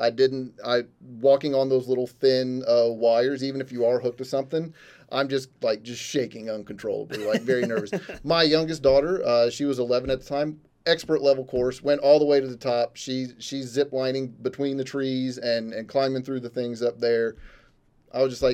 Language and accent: English; Midwest, United States; Growing up in the Midwest